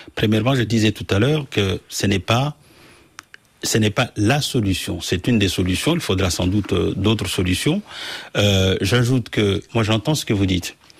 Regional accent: Mayotte; je suis français parce que es né à Mayotte de trois générations

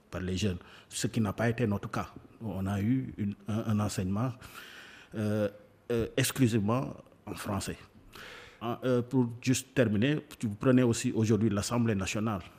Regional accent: Mauritania; French is a second language; Je suis un Mauritanien quotidien ici.

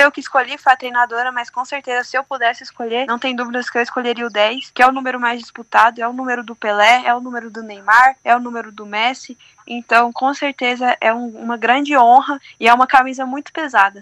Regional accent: Brazil; eu sou brasileira

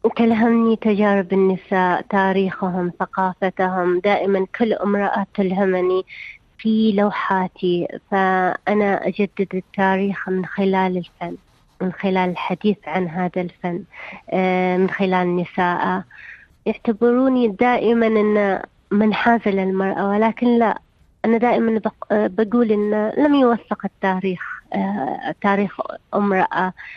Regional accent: Saudi Arabia; عندنا في السعودية

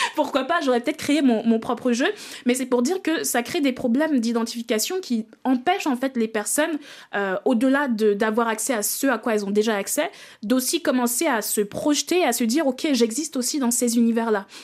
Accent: Benin; j'ai découvert le jeu vidéo en Afrique, en grandissant au Bénin.

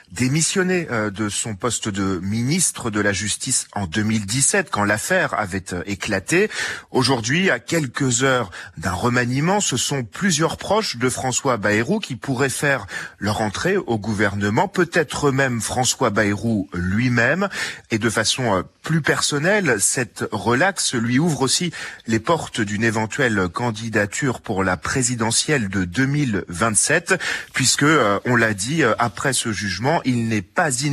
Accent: Senegal; Nous, en tant que Sénégalais, nous sommes actuellement fatigués.

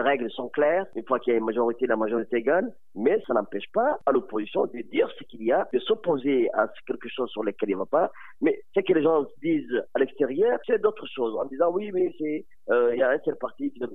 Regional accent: Djibouti; chez nous à Djibouti

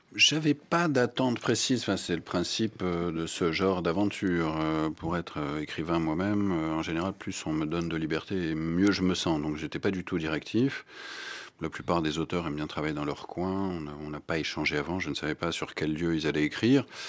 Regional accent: Strasbourg, Grand Est, France; also born or lived in Berlin, Germany / England / Belgium; now in Rome, Italy; je, suis né, j'ai grandi à Strasbourg

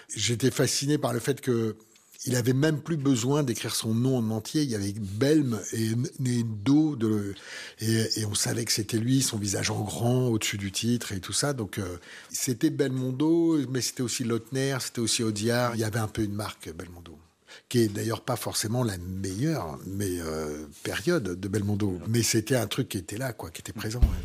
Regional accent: Paris, Île-de-France, France; je suis né à Paris, très proche des grands boulevards

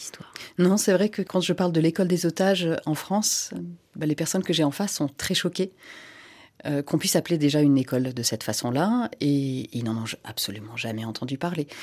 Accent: Senegal; French is a second language; moved away; also born or lived in Finland; Je ne suis pas française de naissance, donc non, j'ai appris le français en allant à l'école sénégalaise

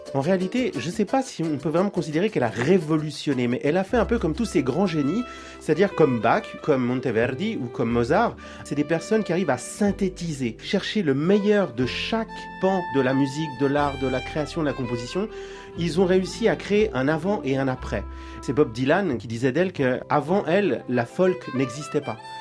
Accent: Geneva, Switzerland; je suis né en Suisse, à Genève, de parents chiliens

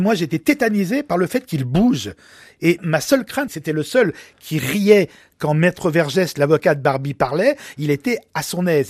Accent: Lyon, Auvergne-Rhône-Alpes, France; nous sommes de Lyon

